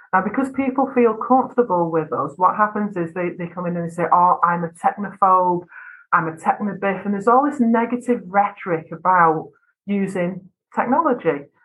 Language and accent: English; North West England, United Kingdom; accent: flat vowels; I come from Northwest England I have very flat vowels in my accent.